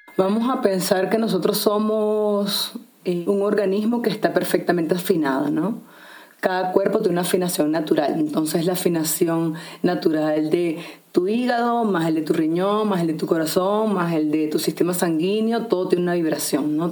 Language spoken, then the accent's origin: Spanish; Venezuela; also born or lived in Sacred Valley of the Incas, Peru; now in Peru; soy venezolana, viviendo en este momento en el Valle Sagrado de los Incas en Perú